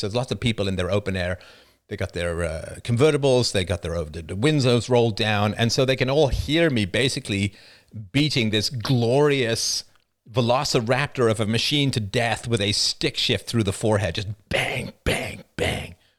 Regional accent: United Kingdom; as a British person

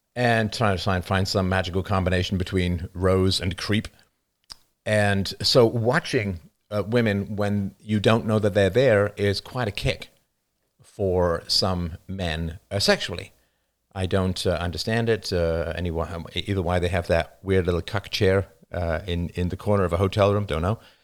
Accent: United Kingdom; accent: British; now in Canada

